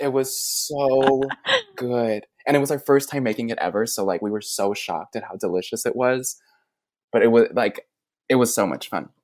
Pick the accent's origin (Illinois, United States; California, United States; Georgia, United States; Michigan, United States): Illinois, United States; Chicago; also born or lived in New York City; now in Tennessee, United States; I grew up in Chicago